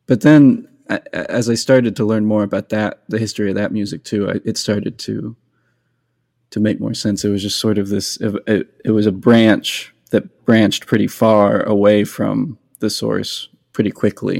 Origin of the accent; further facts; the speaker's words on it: New Mexico, United States; now in Nashville, United States; I grew up in New Mexico, where there wasn't very much bluegrass